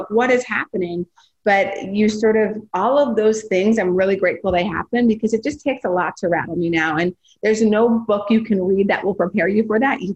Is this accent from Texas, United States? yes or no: no; North Dakota, United States; I'm from North Dakota